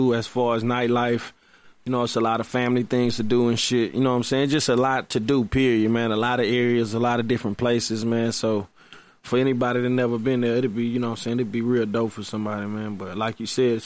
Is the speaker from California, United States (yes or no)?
no; Houston, Texas, United States; I'm from Houston